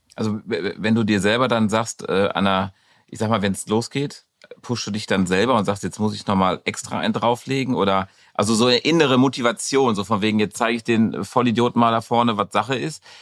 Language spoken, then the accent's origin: German; Dortmund, North Rhine-Westphalia, Germany; in unserem Westfalenstein